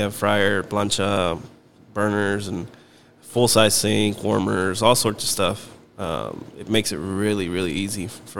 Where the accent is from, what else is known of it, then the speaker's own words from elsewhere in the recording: Weslaco, Texas, United States; also born or lived in College Station, Texas; we're both originally from Weslaco.